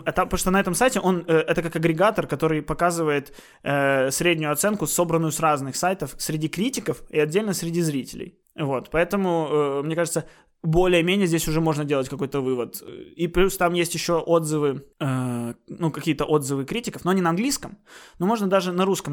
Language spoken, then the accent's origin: Russian; Odesa, Odesa Oblast, Ukraine; now in Kyiv, Ukraine; я все-таки городской, я из Одессы